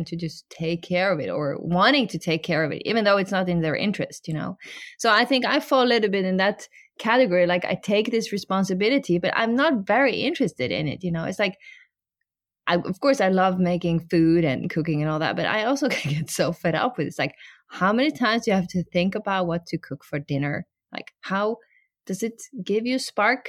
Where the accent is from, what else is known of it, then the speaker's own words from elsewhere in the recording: Norway; we grew up in Norway